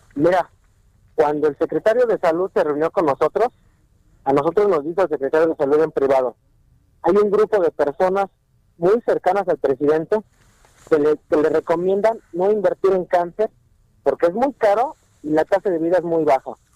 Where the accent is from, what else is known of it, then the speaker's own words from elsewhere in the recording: Mexico; nosotros tenemos como mexicanos